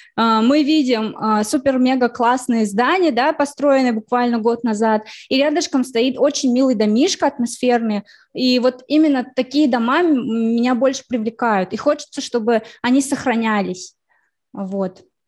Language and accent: Russian; Ufa, Bashkortostan, Russia; мой родной город, ну, вот Уфа, да, я считаю его родным городом, малой родиной